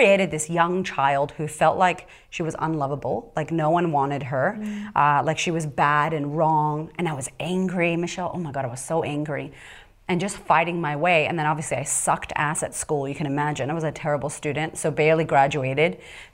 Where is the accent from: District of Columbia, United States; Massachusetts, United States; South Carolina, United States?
Massachusetts, United States; Boston; moved away as an adult; also born or lived in California / Florida; I was raised in Boston with wolves